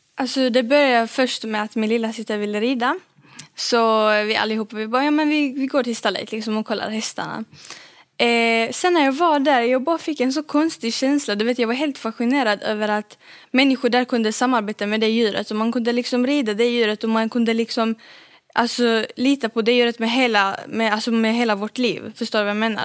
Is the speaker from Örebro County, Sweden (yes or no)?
no; Malmö, Skåne, Sweden; jag är född här i Sverige och eh, bor i Malmö